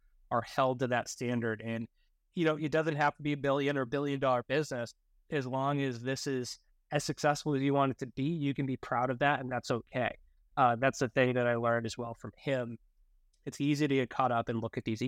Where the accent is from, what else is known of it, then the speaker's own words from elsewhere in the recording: outside of Boston, Massachusetts, United States; I grew up outside of Boston, Massachusetts.